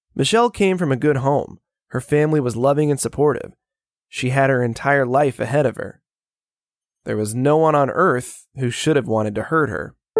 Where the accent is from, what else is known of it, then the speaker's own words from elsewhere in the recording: Daytona Beach, Florida, United States; my hometown of Daytona Beach, Florida.